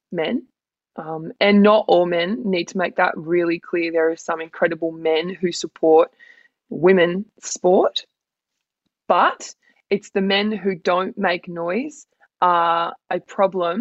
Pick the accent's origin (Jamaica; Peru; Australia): Australia; Grafton, New South Wales; also born or lived in Gold Coast; now in Sydney, Australia; I'm a girl from Grafton, and I now live the big city life